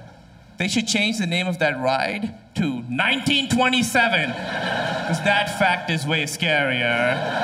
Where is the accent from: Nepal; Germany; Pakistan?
Pakistan; And I'm from Pakistan.